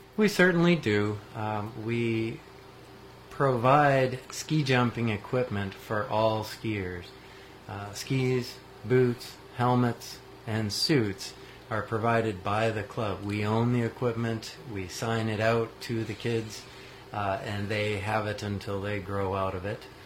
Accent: New Hampshire, United States; moved away as an adult; now in Marquette, United States; I grew up in New Hampshire

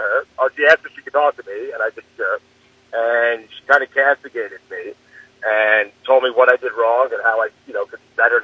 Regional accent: Long Island, New York, United States; Where I grew up, which is Long Island in New York

